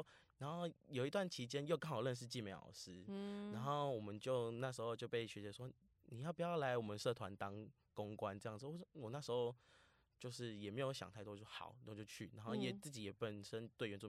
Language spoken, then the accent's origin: Chinese; Vietnam; now in Taiwan; 现在我说，对啊，我是越南人，怎么了吗？我还就就热烈跟他分享。